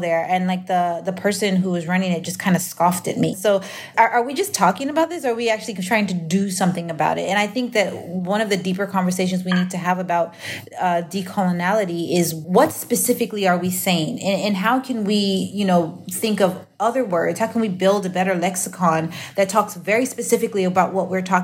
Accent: United States; I'm Nigerian, but I'm also from the U.S. I speak a language, not just in English, but in the way that I understand concepts and things because I was raised in a majority white country

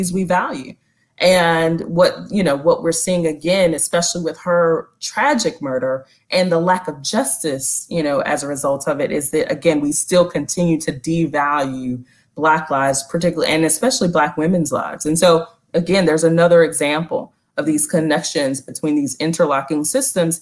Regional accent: North Carolina, United States; now in Philadelphia, United States; Black woman born and raised in the South

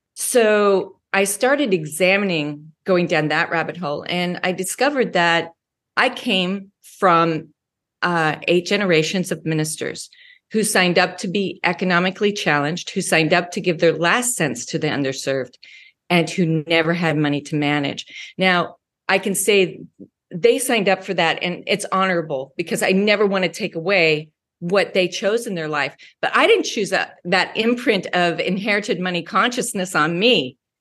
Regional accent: United States; also born or lived in Wyoming / Colorado; I grew up in Wyoming and Colorado.

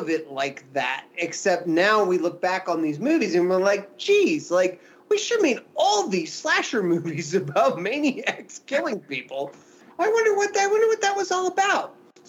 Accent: Williamsburg, Virginia, United States; my hometown of Williamsburg, Virginia, between 1986 and 1989 when I was living there.

